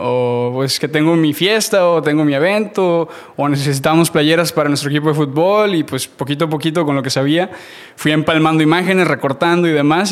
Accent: Matamoros, Tamaulipas, Mexico; moved away as an adult; now in United States; nací en México, nací en Matamoros, Tamaulipas. A los 18 años me voy a vivir a Estados Unidos.

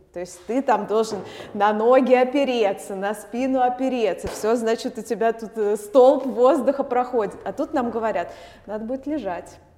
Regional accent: Moscow, Russia; moved away as an adult; now in Vilnius, Lithuania; я родилась в Москве, в Москве я училась

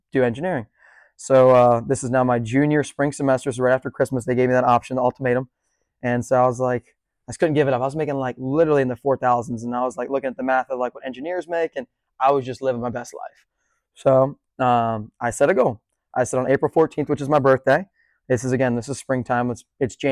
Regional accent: Bethany Beach, Delaware, United States; now in Charleston, United States; I grew up in Bethany Beach, Delaware.

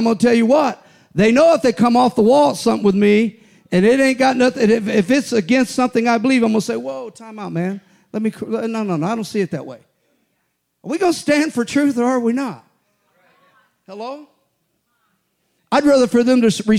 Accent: United States; I'm an American, full-blooded

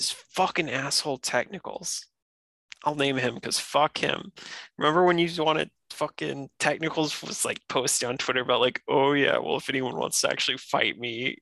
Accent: North Carolina, United States; moved away as an adult; also born or lived in Massachusetts; I'm back in my home state, North Carolina now

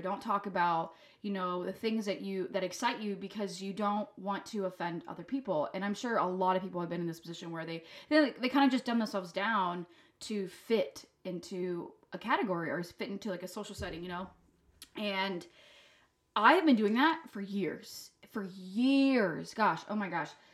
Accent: France; moved away; I'm from France.

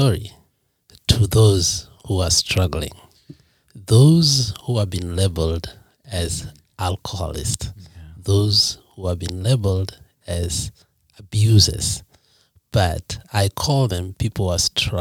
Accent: Nyanza, Kenya; now in United States; I was born and raised in Kenya, more particularly in Nyanza province.

